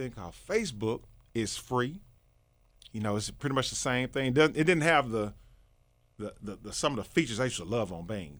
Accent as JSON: {"language": "English", "town": "East St. Louis", "region": "Illinois", "country": "United States", "tie": "born or raised there", "said": "born in Saint Louis, but I was born in, well, I was raised in East Saint Louis, Illinois."}